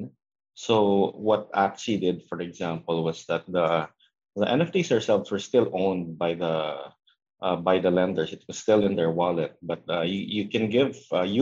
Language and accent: English; Philippines; my home country in the Philippines